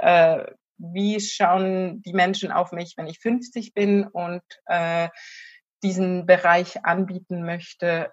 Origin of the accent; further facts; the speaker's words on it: Switzerland; moved away; also born or lived in near Zurich, Switzerland; ich komme ursprünglich aus der Bergwelt der Schweiz